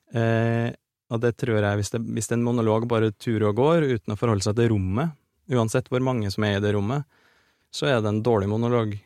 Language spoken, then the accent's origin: Norwegian; Orkdal, Trøndelag, Norway; på Orkdal videregående skole, der jeg vokste opp